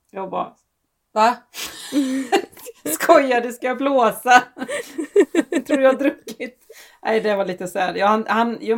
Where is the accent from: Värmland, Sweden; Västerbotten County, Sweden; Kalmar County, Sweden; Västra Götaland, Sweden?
Västra Götaland, Sweden; Gothenburg; also born or lived in Borås; Jag är riktig göteborgare.